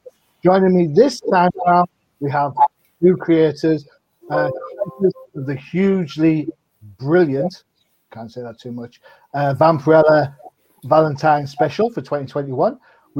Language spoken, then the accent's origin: English; United Kingdom; I'm a Brit